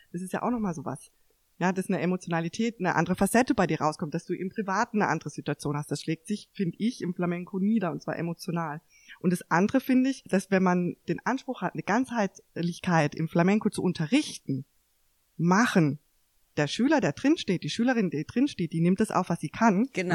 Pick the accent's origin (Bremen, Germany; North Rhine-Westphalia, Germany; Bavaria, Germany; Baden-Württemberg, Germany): Baden-Württemberg, Germany; Mannheim, Karlsruhe; hier in Mannheim, Karlsruhe aufgewachsen zu sein